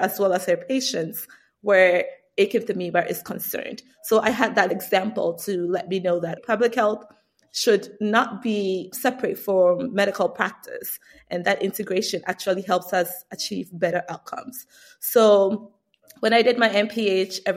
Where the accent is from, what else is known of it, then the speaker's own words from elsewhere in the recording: Ghana; moved away as an adult; now in United States; I grew up in Ghana, West Africa, and I immigrated to the United States for college. So right after high school, I moved to the United States.